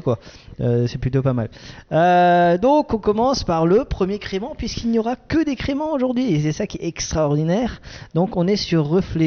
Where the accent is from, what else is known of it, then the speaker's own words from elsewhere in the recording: Grand Est, France; je suis un Alsacien